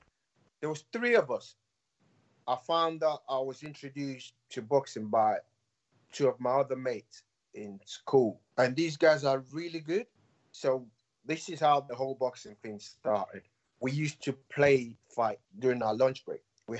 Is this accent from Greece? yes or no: no; Nigeria; As a Nigerian, African parents don't want their children to have anything to do with boxing. The perception of boxing in Nigeria is not great.